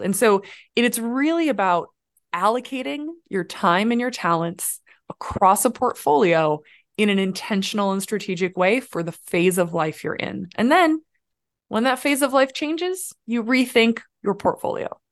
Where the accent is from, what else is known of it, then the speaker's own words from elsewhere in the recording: Midwest, United States; moved away; I grew up in the Midwest raised by a grandmother